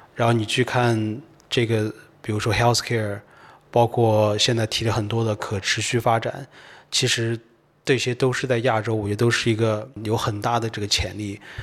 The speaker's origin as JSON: {"language": "Chinese", "country": "China", "tie": "born or raised there", "also_born_or_lived": "United Kingdom", "said": "我在中国出生长大，然后我喜欢科技，然后我读的也是科技。但在英国待了七年，七年到八年"}